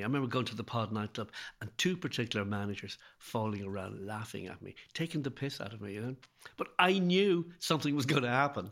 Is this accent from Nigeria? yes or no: no; Ireland; now in Dublin, Ireland; being Irish and living, and living in Dublin